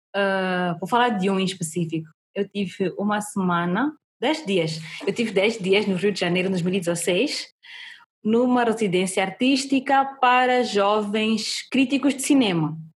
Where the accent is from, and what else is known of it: Mozambique